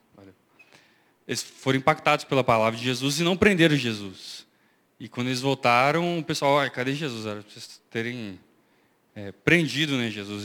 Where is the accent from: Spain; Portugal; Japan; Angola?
Angola; eu sou angolano, nasci em Angola faz parte da minha identidade.